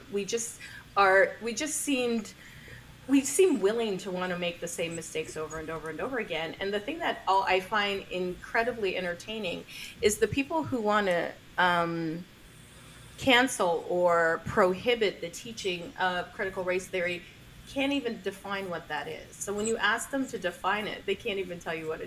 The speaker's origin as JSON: {"language": "English", "country": "Canada", "said": "I'm a Canadian."}